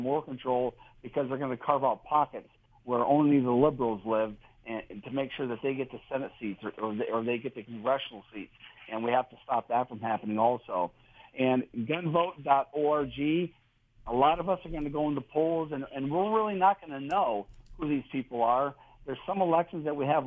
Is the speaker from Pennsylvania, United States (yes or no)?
yes; Erie, Pennsylvania, United States; I grew up in near Erie, Pennsylvania, northwestern Pennsylvania